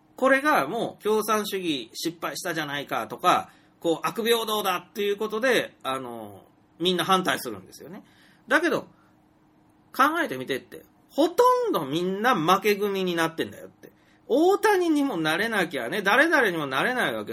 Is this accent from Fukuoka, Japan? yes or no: no; Nagasaki, Japan; 私のふるさとにあたる長崎も半島